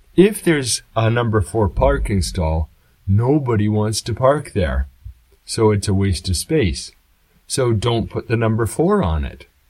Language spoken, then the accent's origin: English; Canada; now in Japan; I come from Canada